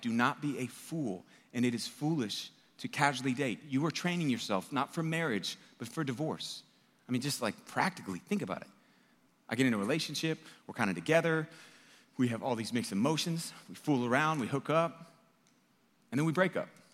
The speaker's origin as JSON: {"language": "English", "country": "United States", "said": "I'm an American."}